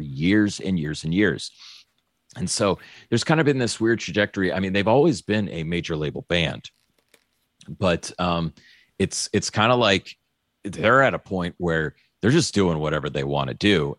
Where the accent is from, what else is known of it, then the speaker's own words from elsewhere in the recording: New Orleans, Louisiana, United States; I was born in New Orleans